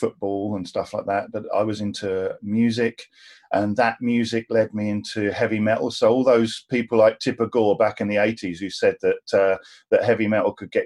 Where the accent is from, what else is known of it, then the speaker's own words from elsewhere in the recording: Cornwall, South West England, United Kingdom; I was born in Cornwall